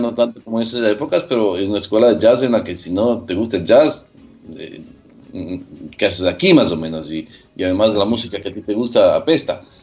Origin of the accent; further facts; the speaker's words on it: Quito, Pichincha, Ecuador; also born or lived in Manta, Ecuador; nací en Manta. Claro, me crié en Quito totalmente